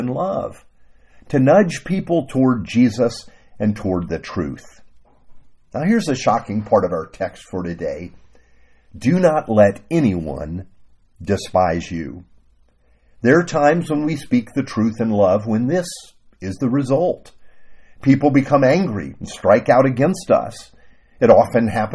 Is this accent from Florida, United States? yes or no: yes; Miami, Florida, United States; growing up in Miami, my pastor, a man named Bob, took me under his wing